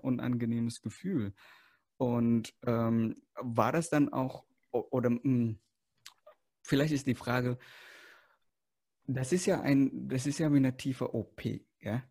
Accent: Indonesia; moved away; ich komme aus Indonesien

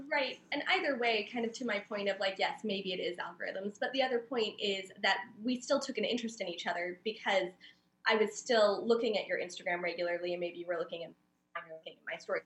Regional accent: Oceanside, California, United States; I'm from San Diego, so I was born and raised in Oceanside

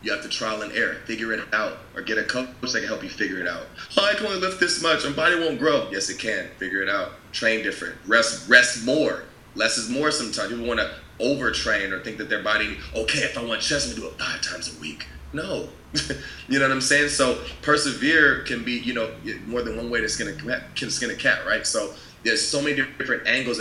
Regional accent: California, United States; moved away; also born or lived in Washington; I'm from California

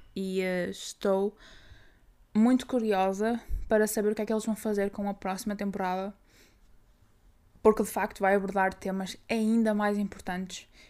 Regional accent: Braga, Norte, Portugal; Eu, como sou de Braga

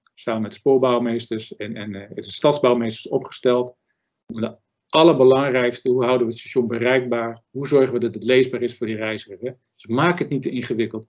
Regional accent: Zaanstreek, North Holland, Netherlands; Ik ben Zaankanter

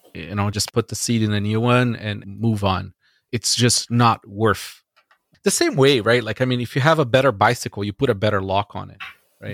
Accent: Brazil; now in Canada; I grew up in Brazil

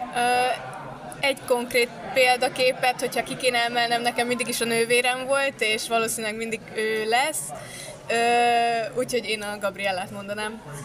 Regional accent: Sándorfalva, Csongrád-Csanád, Hungary; Egy kis városban nőttünk fel Sándorfalván

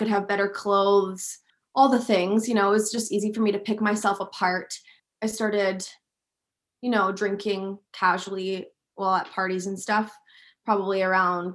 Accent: West Vancouver, British Columbia, Canada; also born or lived in England; I was born in England and then we moved over to West Vancouver when I was quite young

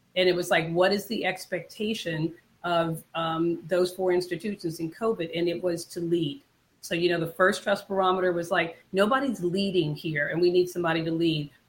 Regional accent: Washington, District of Columbia, United States; am a native Washingtonian. I grew up when Washington was known as Chocolate City

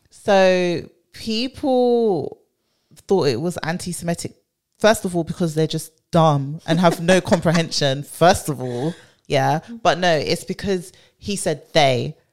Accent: London, United Kingdom; born and bred

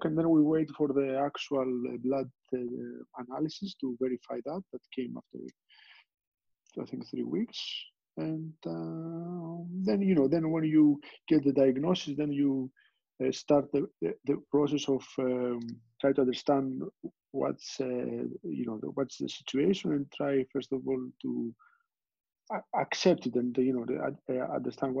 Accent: Greece; moved away; I was born and raised in Greece

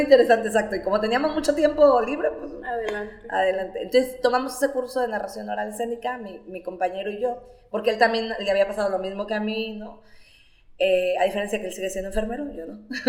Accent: La Peñita de Jaltemba, Nayarit, Mexico; also born or lived in Tepic; soy egresada del CONALEP 257 en La Peñita de Jaltemba

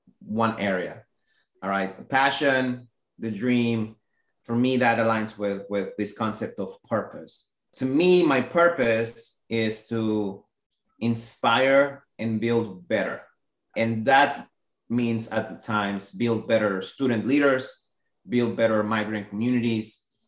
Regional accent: Orlando, Florida, United States; And I grew up in Orlando, Florida. So I went straight to Orlando, Florida, and I really enjoy my time. I've lived there for 15 years.

